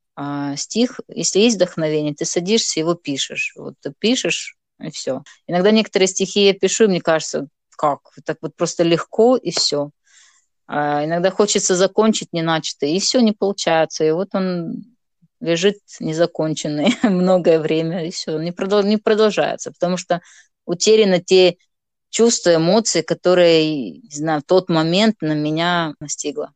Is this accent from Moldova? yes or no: yes; Moldova; first language Gagauz; Russian is a second language; moved away as an adult; now in Kharkiv, Ukraine; я живу в Харькове, на Украине, замуж здесь вышла, шестой год Э, но сама я из Молдовы.